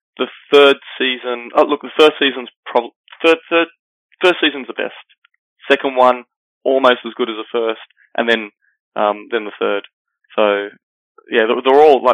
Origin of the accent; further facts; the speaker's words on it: Sydney, New South Wales, Australia; I'm from Sydney, Australia